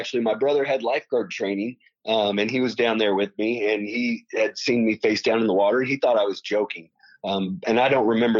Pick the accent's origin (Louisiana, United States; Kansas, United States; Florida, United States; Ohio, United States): Kansas, United States; Lawrence; moved away as an adult; now in Louisville, United States; I'm from Lawrence, Kansas, and I say I'm from Lawrence, Kansas. You know, my parents are from there. My grandparents are from there. I'm very intertwined in the community there.